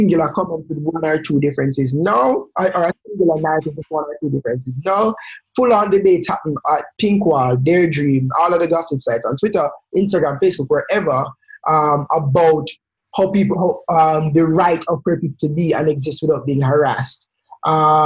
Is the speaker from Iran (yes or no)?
no; Jamaica; I'm Jamaican